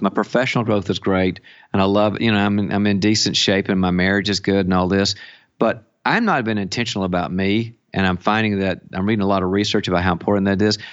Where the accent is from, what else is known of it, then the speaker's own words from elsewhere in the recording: the South, United States; now in California, United States; I'm originally from the South